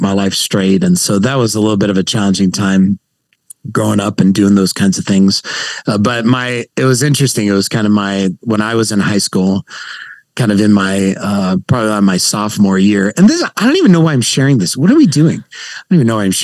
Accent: San Jose, California, United States; now in Santa Clarita, United States; I grew up born and raised in San Jose, California

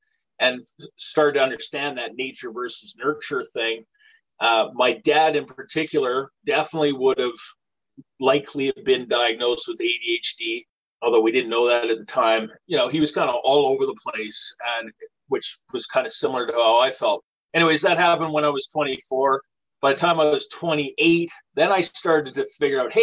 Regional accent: British Columbia, Canada; now in Nova Scotia, Canada; I'm from British Columbia originally. I currently live in Nova Scotia.

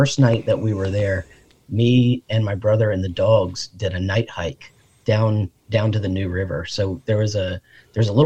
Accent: Fredericksburg, Virginia, United States; now in Richmond, United States; I'm from Fredericksburg originally.

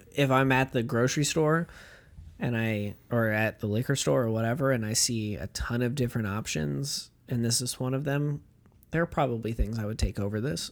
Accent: United States; As an American

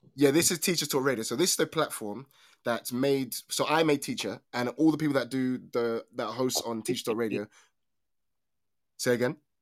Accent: United Kingdom; accent: British; actual British accent

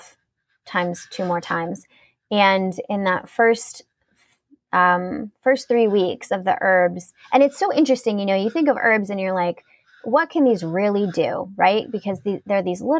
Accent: United States; I'm like an American

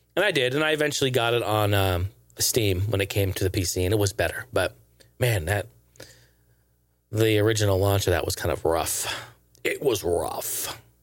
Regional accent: Portland, Oregon, United States; my hometown of Portland

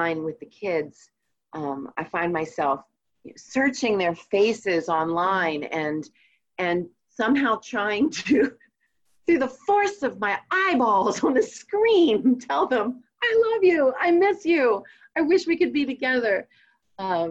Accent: Red Lion, Pennsylvania, United States; also born or lived in Pittsburgh, Pennsylvania; Red Lion, Pennsylvania. It's just 15 minutes outside of York City.

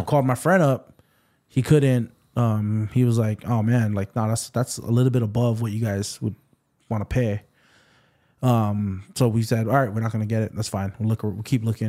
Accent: Waipahu, Hawaii, United States; also born or lived in Waianae, Hawaii / Kapolei, Hawaii; I grew up in Waipahu

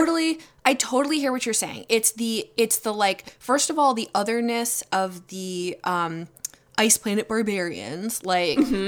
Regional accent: United States; I was born in America

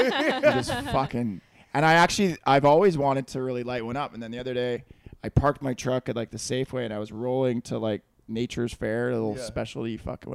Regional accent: Cloverdale, British Columbia, Canada; Cloverdale, buddy.

